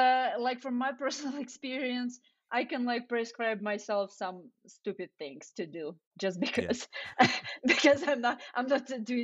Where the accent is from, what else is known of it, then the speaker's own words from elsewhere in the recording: Ukraine; now in United States; So so when I moved from Ukraine to US, I got super excited about like all the variety of food and the portions and like different kind of cuisines, and you know, back in Ukraine, people don't take food with you from the restaurant.